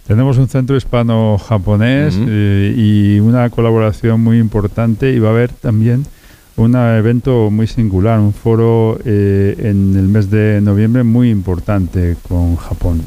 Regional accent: La Armuña, Castile and León, Spain; Yo soy de la Armuña, mi familia es armuñesa

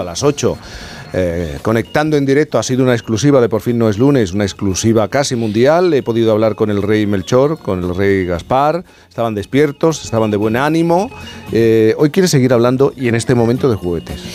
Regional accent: Cádiz, Andalusia, Spain; yo soy gaditano

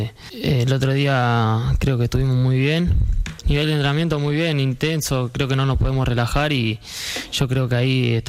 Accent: Argentina; moved away as an adult; now in Elche, Spain; Yo vine de Argentina, es otra cosa ya esto es Europa, el primer nivel y son un montón de cambios

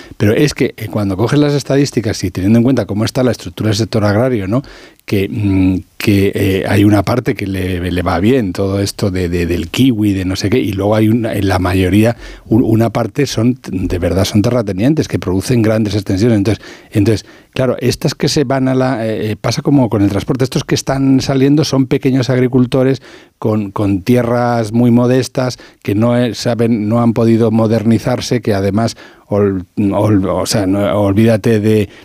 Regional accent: La Alcarria, Castilla-La Mancha, Spain; soy de la Alcarria

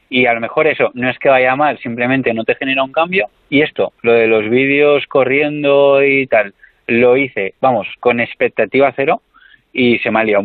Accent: Tarragona, Catalonia, Spain; born there; nací en Tarragona hace unos 32 años. Nací ahí porque coincidió que mi madre estaba ahí en ese momento

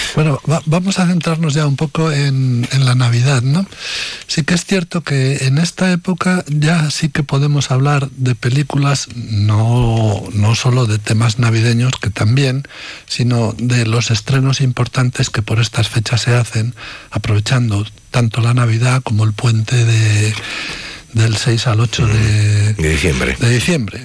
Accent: Medina de Rioseco, Castile and León, Spain; de Medina de Río Seco, mi pueblo

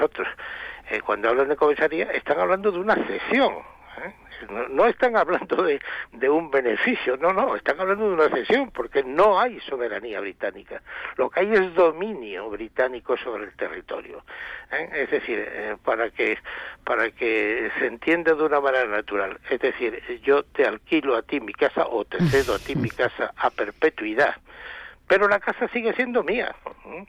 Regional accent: Algeciras, Andalusia, Spain; yo soy de ahí

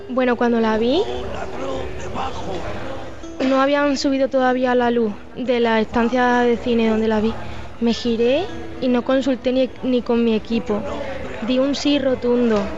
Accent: Spain; Porque lo que tenemos como españoles es la, inmensa suerte de verlo como espectadores, es decir, de esperar al otro lado de la orilla.

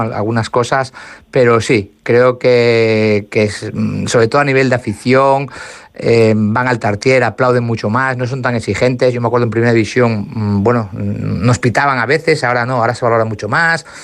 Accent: Asturias, Spain; que soy asturiano

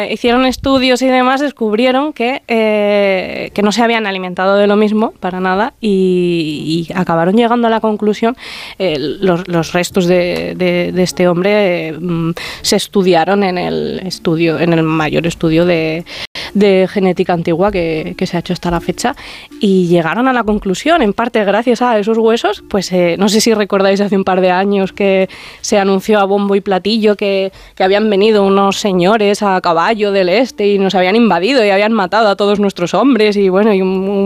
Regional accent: Terrinches, Castilla-La Mancha, Spain; moved away as an adult; now in Aragon, Spain; en mi pueblo, en la loma en la que me he criado, en la que está la huerta

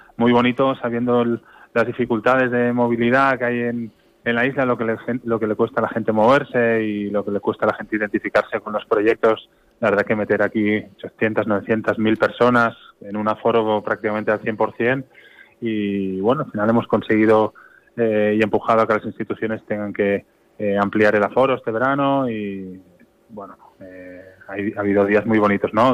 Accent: Barcelona, Catalonia, Spain; moved away as an adult; now in Sant Antoni de Portmany, Spain

